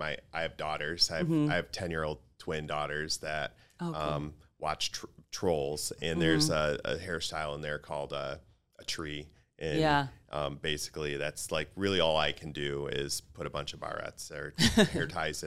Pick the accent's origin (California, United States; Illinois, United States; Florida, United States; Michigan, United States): Michigan, United States; Grand Rapids; born or raised there